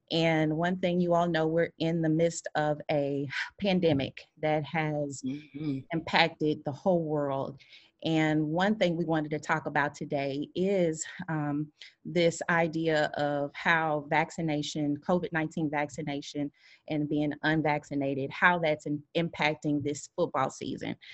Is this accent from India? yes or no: no; Kansas City, Missouri, United States; growing up, as you can see, we're from Kansas City, Missouri